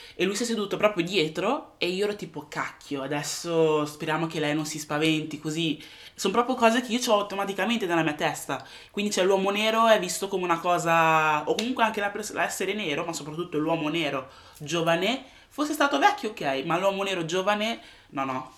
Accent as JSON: {"language": "Italian", "country": "Italy", "tie": "born or raised there", "moved": "as an adult", "lives_now": "United Kingdom", "said": "sono nata e sono cresciuta in Italia"}